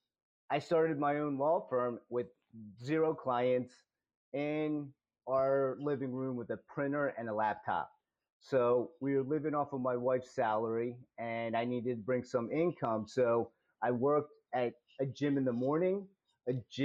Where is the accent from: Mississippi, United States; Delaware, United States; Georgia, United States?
Delaware, United States; moved away as an adult; also born or lived in Philadelphia, Pennsylvania; now in Montgomery County, United States; born and raised in Delaware